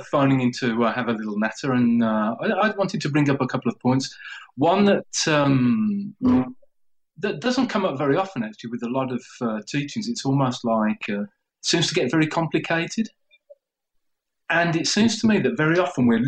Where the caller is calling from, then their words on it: Spain; I'm calling from Spain. Can you hear me okay?